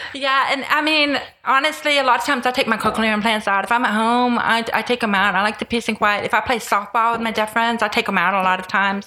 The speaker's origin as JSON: {"language": "English", "region": "Tennessee", "country": "United States", "tie": "born or raised there", "moved": "yes", "lives_now": "Houston, United States", "said": "I grew up in Tennessee"}